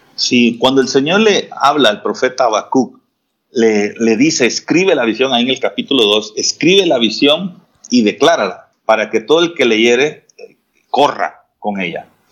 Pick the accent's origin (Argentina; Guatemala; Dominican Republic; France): Guatemala; acá en Jutiapa, y al mismo tiempo pues nos ha permitido extendernos más allá de las fronteras de nuestro país